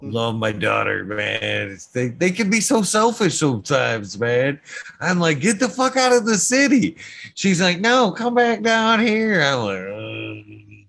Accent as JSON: {"language": "English", "area": "Genesee County", "region": "Michigan", "country": "United States", "said": "I'm from Genesee County"}